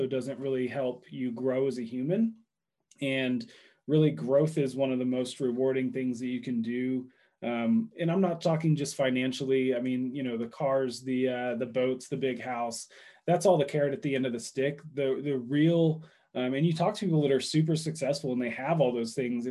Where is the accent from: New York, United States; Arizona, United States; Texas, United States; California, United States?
Texas, United States; Dallas; I grew up in Dallas.